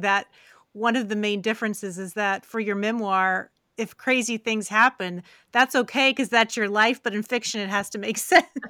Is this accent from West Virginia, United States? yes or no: yes; West Virginia, United States; moved away; also born or lived in rural Kentucky; I'm from West Virginia originally